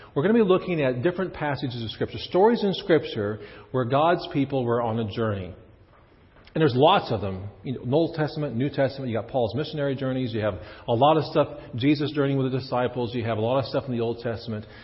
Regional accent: Kansas, United States; moved away as an adult; also born or lived in Chicago / Prince Albert, Saskatchewan; I was from Kansas

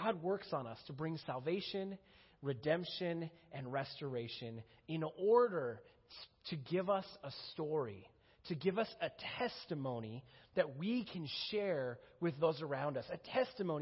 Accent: Minnesota, United States; moved away as an adult; I grew up in Minnesota

